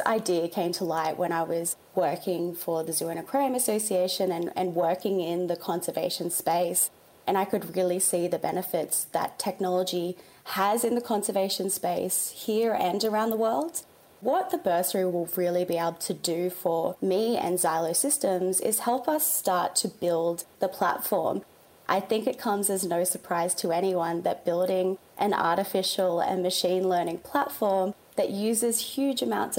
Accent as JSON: {"language": "English", "town": "Newcastle", "region": "New South Wales", "country": "Australia", "tie": "born or raised there", "lives_now": "Bondi, Australia", "said": "If you've ever been to Newcastle, it is such a coastal beachy town. And so I think like a lot of Aussies growing up along the coast, I was enrolled in nippers"}